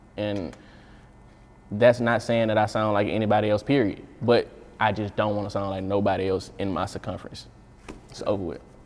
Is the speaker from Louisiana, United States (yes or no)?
yes; Baton Rouge, Louisiana, United States; I was just a regular little dirty dude from Baton Rouge. I'm just from Glen Oaks